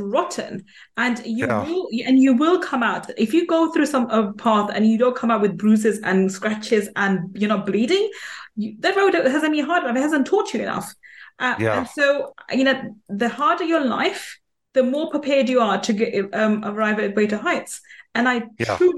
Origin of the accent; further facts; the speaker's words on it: United Kingdom; I was born and brought up in UK